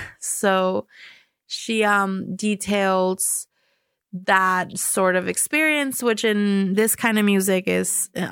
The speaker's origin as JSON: {"language": "English", "region": "California", "country": "United States", "also_born_or_lived": "Mexico", "said": "And boy, I'm from California. I'm from Mexico and California. I'm on the other side of this country, this huge, giant country."}